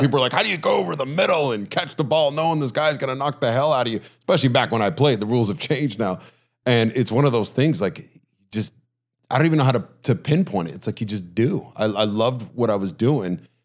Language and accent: English; Huntington, United States; growing up in Huntington